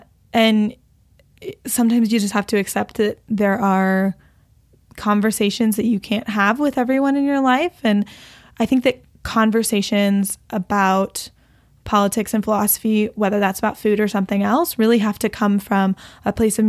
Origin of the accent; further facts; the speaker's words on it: Texas, United States; I come from a family where, like, my uncle used to run cattle, and, like, it's like, you know, we're from Texas.